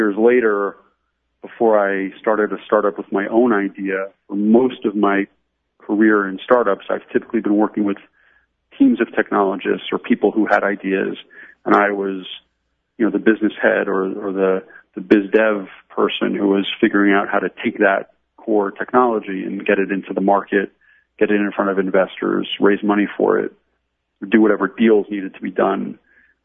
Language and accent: English; Pennsylvania, United States; also born or lived in New York; now in Jerusalem, Israel; growing up in Pennsylvania